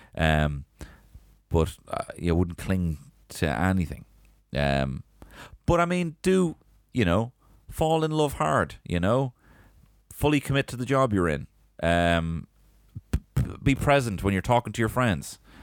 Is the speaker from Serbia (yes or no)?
no; Ireland; I'm Irish